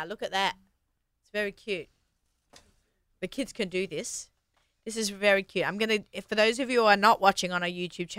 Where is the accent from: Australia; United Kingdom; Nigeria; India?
Australia; now in Long Island, United States; I'm from Australia